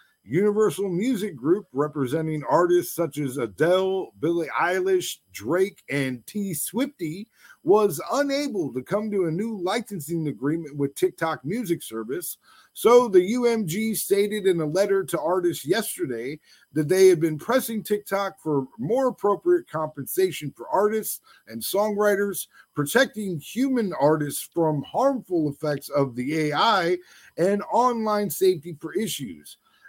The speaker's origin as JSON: {"language": "English", "country": "Ireland", "said": "Hey, no, okay. I'm Irish."}